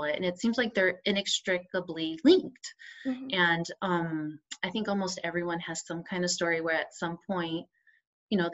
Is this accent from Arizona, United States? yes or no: yes; Arizona, United States; now in Oregon, United States; I live in Oregon. I was raised in Arizona